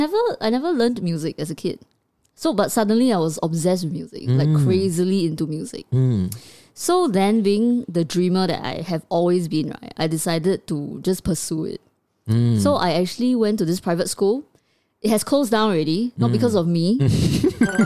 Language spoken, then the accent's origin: English; Singapore; as a child brought up in the education system of Singapore